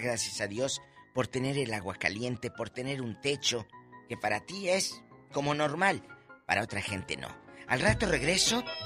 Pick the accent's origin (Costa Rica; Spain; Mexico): Mexico; Matamoros, Tamaulipas; en mi tierra, en Matamoros